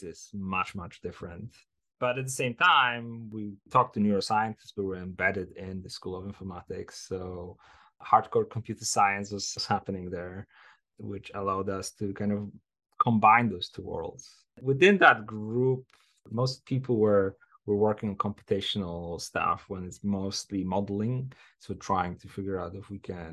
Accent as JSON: {"language": "English", "town": "Poznań", "region": "Greater Poland", "country": "Poland", "tie": "born or raised there", "also_born_or_lived": "Edinburgh", "moved": "as an adult", "said": "I started my undergraduate degree in computer science in my hometown of Poznań"}